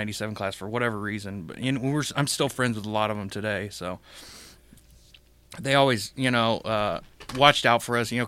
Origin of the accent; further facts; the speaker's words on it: Independence, United States; I grew up in Independence, so we lived 20-25 minutes away from school.